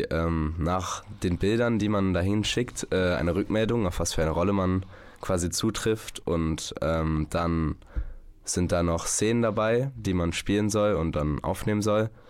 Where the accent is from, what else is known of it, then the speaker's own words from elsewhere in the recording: Münster, North Rhine-Westphalia, Germany; born there; now in Notteln, Germany; in meinem Pass steht Notteln als Wohnort. Ich wurde allerdings in Münster geboren.